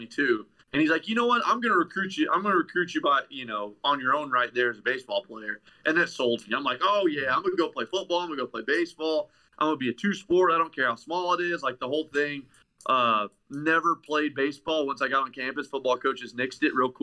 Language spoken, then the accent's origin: English; Tennessee, United States; moved away as an adult; now in Ohio, United States; I'm originally from Tennessee, but I went to college in Ohio.